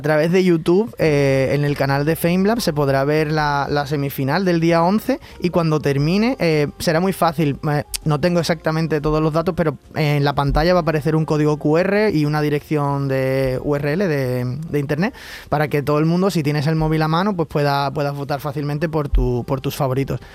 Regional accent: Seville, Andalusia, Spain; moved away; yo me fui muy joven de Sevilla y, la verdad es que tengo, ahora cuando he vuelto a Sevilla

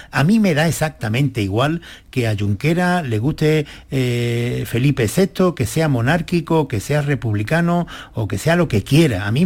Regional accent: Spain; a mí, como ciudadano español, fue lo que me tranquilizó

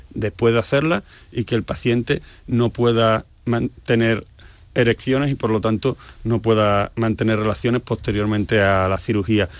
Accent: Seville, Andalusia, Spain; moved away as an adult; also born or lived in Asturias; Me voy a Sevilla, que es mi tierra, me voy a Andalucía

